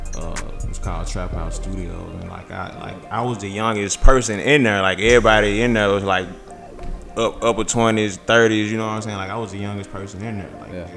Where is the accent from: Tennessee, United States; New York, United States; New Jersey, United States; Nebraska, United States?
Tennessee, United States; Memphis; We we're born and raised in Memphis